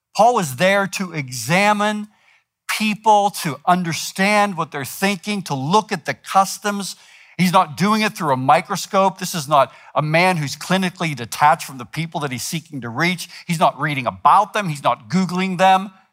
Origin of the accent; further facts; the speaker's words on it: United States; we're American